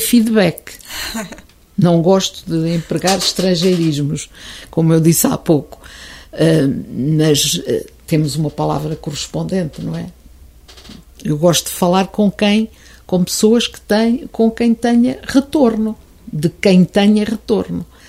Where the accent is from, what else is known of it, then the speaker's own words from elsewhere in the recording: Oliveira do Hospital, Centro, Portugal; sou oliveirense de gema clara e casca